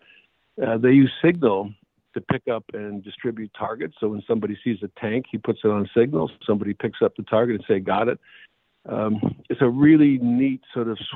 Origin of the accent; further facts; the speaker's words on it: Edmonton, Alberta, Canada; I'm Canadian from Edmonton